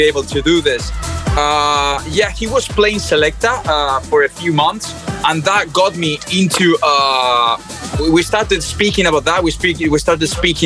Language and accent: English; Bilbao, Basque Country, Spain; my hometown in Bilbao, in the north of Spain